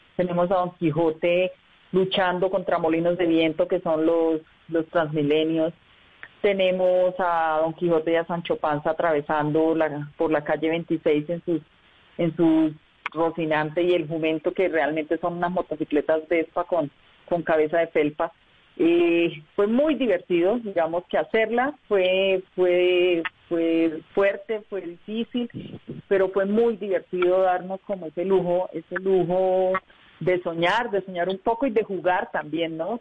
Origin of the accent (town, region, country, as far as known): Socorro, Santander, Colombia; also born or lived in Bucaramanga; now in Bogotá, Colombia